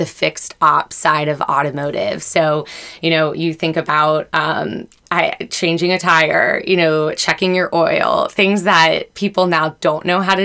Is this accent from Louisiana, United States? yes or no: no; Lancaster, Pennsylvania, United States; moved away as an adult; now in Louisville, United States; I'm originally from Lancaster, Pennsylvania, and made my way to Louisville through field hockey